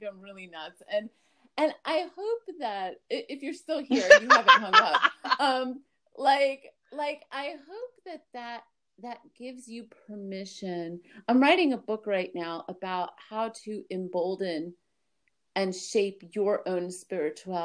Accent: Miami, Florida, United States; also born or lived in Brooklyn, New York; I was born in Brooklyn to a family of Iraqi Israeli Jews in Brooklyn, New York. And then we moved to Miami when I was 3

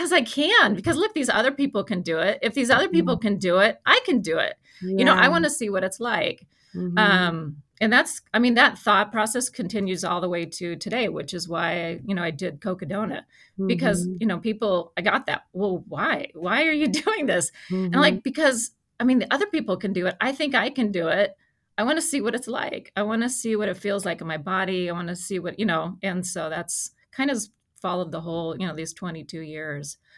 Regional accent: Arizona, United States; I grew up in Arizona

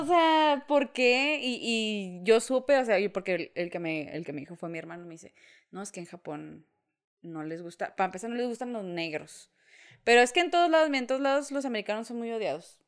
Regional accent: Mexico; nací en México

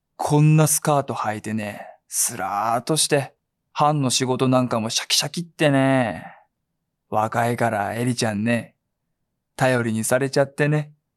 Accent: Fukuoka, Japan; 福岡で、僕福岡なんですけど、はいはい、シャバ像って言うんですよ

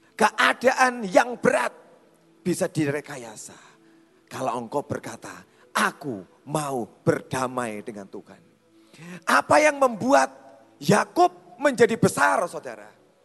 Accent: Java, Indonesia; Kita itu orang Jawa

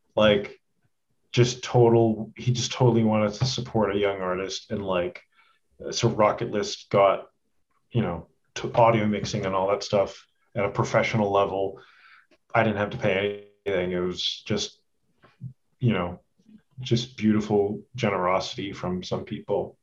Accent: Edmonton, Alberta, Canada; moved away as an adult; also born or lived in Toronto; I'm like from Edmonton

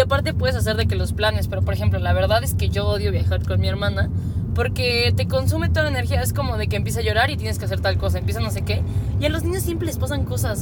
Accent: Mexico

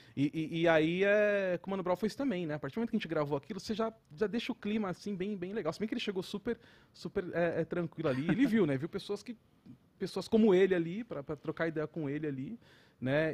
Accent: São Paulo, Brazil; sou da Zona Oeste

